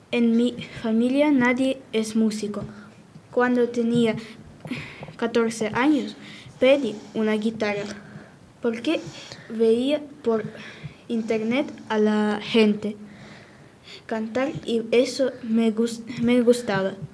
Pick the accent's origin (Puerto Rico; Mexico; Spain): Spain; Seville, Andalusia; born there; Nací en Sevilla el 2 de julio de 1996. Tengo 26 años, para ser exacto.